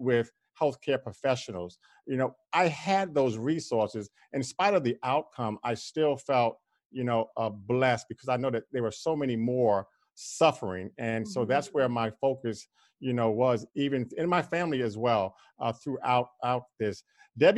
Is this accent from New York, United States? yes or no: yes; New York City, New York, United States; I'm from Queens, New York, but I'm from a section of Queens, New York called Corona